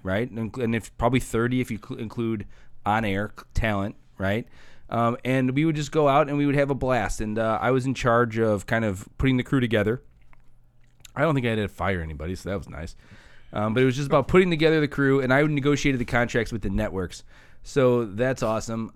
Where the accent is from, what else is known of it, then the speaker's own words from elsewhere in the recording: Hammond, Indiana, United States; I grew up in Hessville till eighth grade